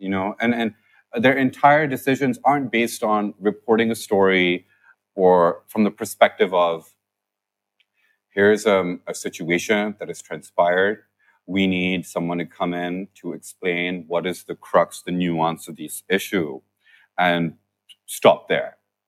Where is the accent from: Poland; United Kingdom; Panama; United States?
United Kingdom; There are ethical frameworks that we follow because we're British.